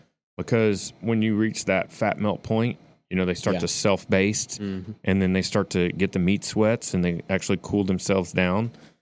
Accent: Shreveport, Louisiana, United States; moved away; I grew up in Shreveport.

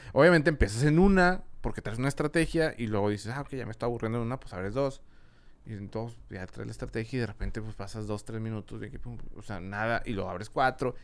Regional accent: Monterrey, Nuevo León, Mexico; also born or lived in Madrid, Spain; yo soy de aquí, de Monterrey

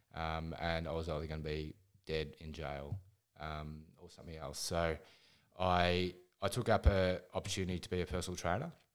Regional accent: Ballarat, Victoria, Australia; I'm from Ballarat in Victoria, a very, very cold place

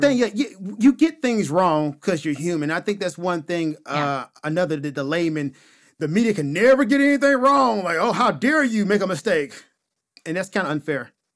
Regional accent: the South, United States; I'm from the South

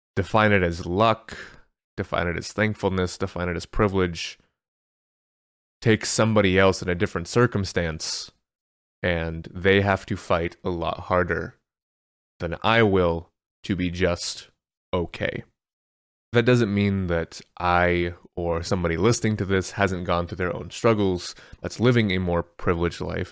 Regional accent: United States; I'm American

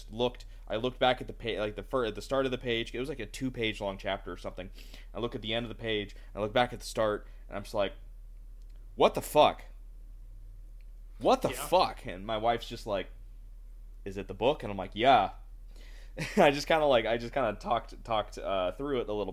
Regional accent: United States; as an American

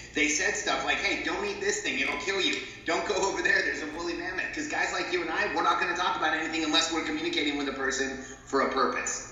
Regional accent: Southern California, United States; moved away as an adult; also born or lived in Mexico City, Mexico / Florida; now in Austin, United States; I was born in Mexico. My family moved to the states when I was about five. I grew up in Southern California

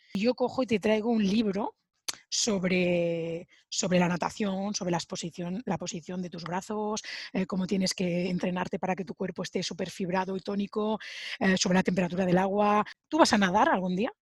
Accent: Sabadell, Catalonia, Spain; moved away as an adult; now in France; yo soy de Sabadell, una ciudad de Barcelona

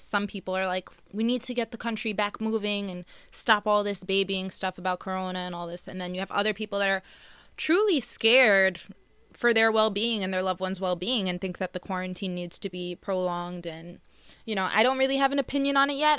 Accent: Long Island, Nassau County, New York, United States; We were born and raised in Long Island, um, Nassau County

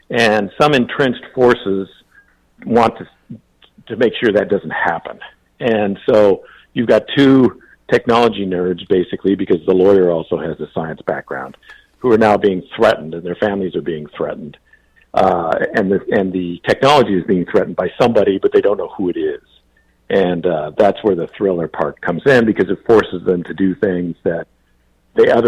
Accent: Boise, Idaho, United States; also born or lived in Anchorage; I was born in Anchorage because my father was in the military there. He was a lawyer in the Judge Advocate General's office there. Um, but after he was discharged, um, he moved back to the Boise area in Idaho when I was one year old.

